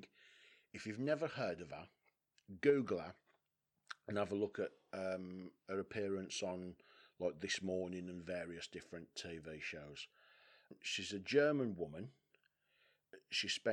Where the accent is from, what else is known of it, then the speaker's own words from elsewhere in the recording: West Bromwich, West Midlands, United Kingdom; I'm from West Brom. West Brom's a culturally diverse town.